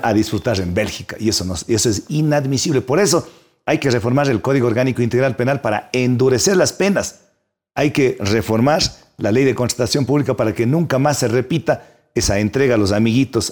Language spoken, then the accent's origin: Spanish; Ecuador; Yo nací en el Huasipungo